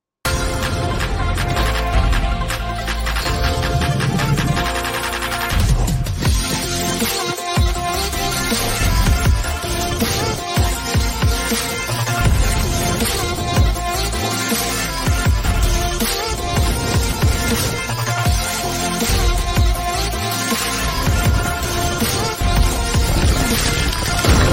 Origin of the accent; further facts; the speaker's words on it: Ohio, United States; I'm from Ohio, so I'm very familiar with snow